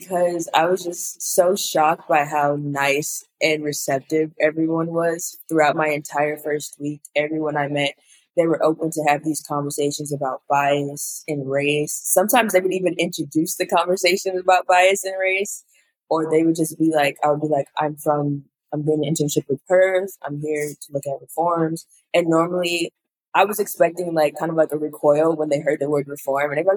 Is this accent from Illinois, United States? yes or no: yes; Chicago, Illinois, United States; growing up in Chicago